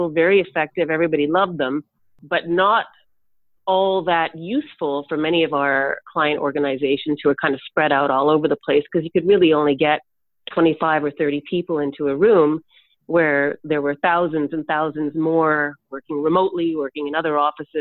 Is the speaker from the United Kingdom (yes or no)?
no; Canada; me as a Canadian